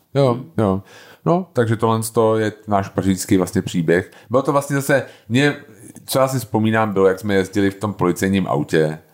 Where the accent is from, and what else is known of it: Bohemia, Czechia